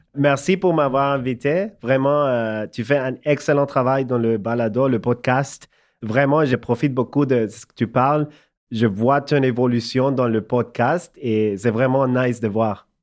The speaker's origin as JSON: {"language": "French", "country": "El Salvador", "tie": "born or raised there", "also_born_or_lived": "Montreal, Canada", "second_language": "French", "moved": "as an adult", "lives_now": "Canada", "said": "j'ai grandi au Salvador, dans l'Amérique centrale, comme tu sais. Je déménageais au Canada quand j'avais 19 ans."}